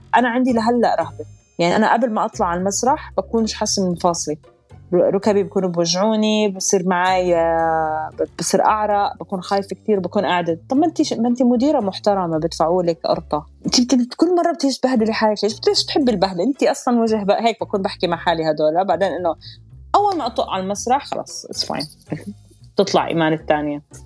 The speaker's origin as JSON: {"language": "Arabic", "town": "Amman", "region": "Amman Governorate", "country": "Jordan", "tie": "born or raised there", "also_born_or_lived": "Abu Dhabi, United Arab Emirates", "moved": "as an adult", "lives_now": "Dubai, United Arab Emirates", "said": "أنا انولدت بالإمارات بأبو ظبي كان عمري 15 يوم أهلي نزلوا على الأردن فأنا تربيت بعمان ضليت بالأردن آه، لحد ما كان عمري 30 ونقلت هون على الإمارات"}